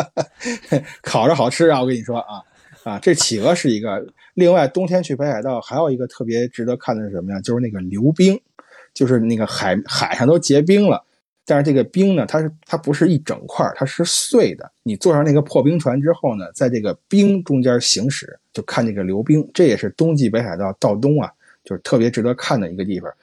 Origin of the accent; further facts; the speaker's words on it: Beijing, China; moved away; 像我这种北方人啊，就像下雪下得这么凶的地方都很少见，因为毕竟我老家北京嘛，也不是东北啊